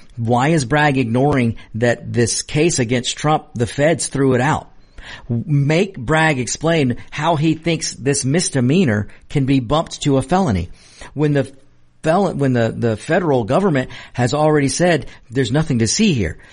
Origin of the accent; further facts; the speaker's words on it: United States; I'm a hardworking American of Mexican descent